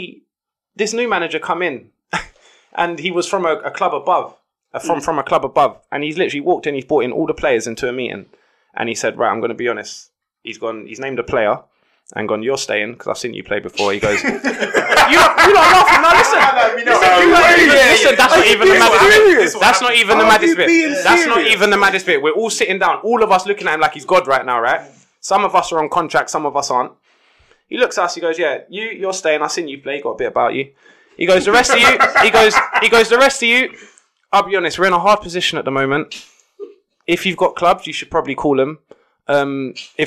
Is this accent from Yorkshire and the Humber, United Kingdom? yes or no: no; London, United Kingdom; I grew up in Brixton, like Tulse Hill, Brixton.